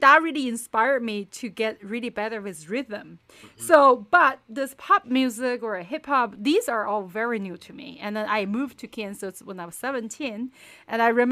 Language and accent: English; China; moved away; I grew up in China, so originally